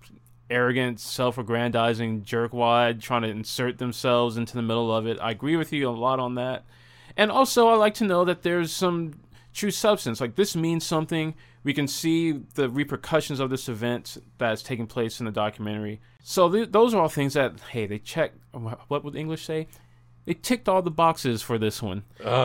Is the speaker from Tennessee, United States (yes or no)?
yes; Madison, Tennessee, United States